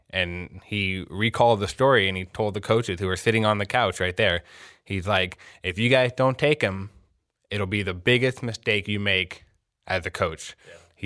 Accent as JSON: {"language": "English", "region": "Southern California", "country": "United States", "tie": "born or raised there", "moved": "yes", "lives_now": "Minnesota, United States", "said": "I did not grow up in Minnesota. It's funny that you mentioned that. But I did have a Randy Moss jersey growing up in Southern California."}